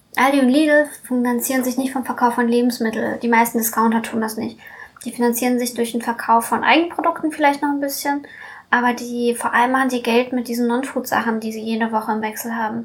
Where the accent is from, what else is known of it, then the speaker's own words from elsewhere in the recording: Hanover, Lower Saxony, Germany; moved away as an adult; also born or lived in Russia; now in Berlin, Germany; Ich komme ursprünglich aus Hannover. Mhm. Also ursprünglich komme ich aus Russland, aber meine Eltern wohnen auch in Hannover